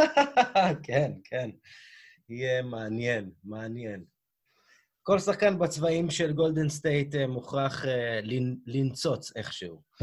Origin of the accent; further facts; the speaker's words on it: United States; אני כאמריקאי